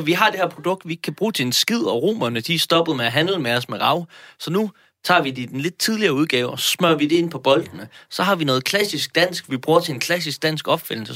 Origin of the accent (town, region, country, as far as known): Denmark